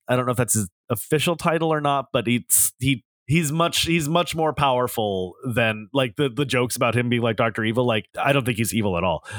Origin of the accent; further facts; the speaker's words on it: Southern California, United States; growing up in Southern California as a teenager